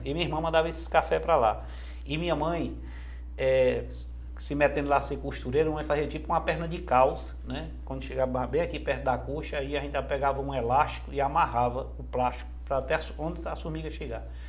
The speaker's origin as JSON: {"language": "Portuguese", "town": "Jaguaretama", "region": "Ceará", "country": "Brazil", "tie": "born or raised there", "moved": "yes", "lives_now": "Fortaleza, Brazil", "said": "eu sou na cidade de Jaguaretama, fica a 230 quilômetros de, de Fortaleza. É, nasci num, num, num distritozinho lá que chama Angico"}